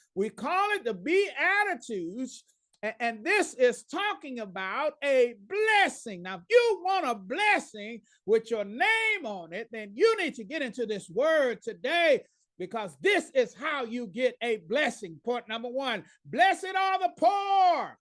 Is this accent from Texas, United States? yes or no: yes; Dallas, Texas, United States; now in Pauls Valley, United States; my hometown is Dallas, Texas